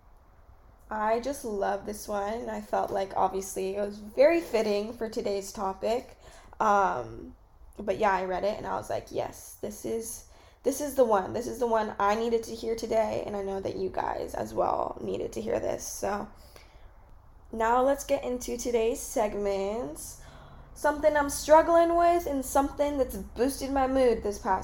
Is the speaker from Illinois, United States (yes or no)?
no; California, United States; moved away as an adult; I'm from California